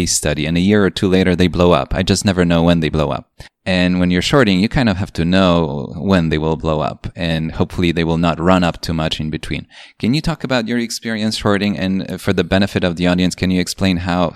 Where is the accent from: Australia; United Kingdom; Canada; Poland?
Poland; now in United States; I grew up in Poland, and it was a communist country when I was a kid until I was 10